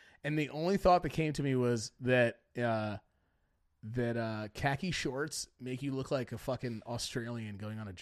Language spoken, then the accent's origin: English; United States; we're American is what we are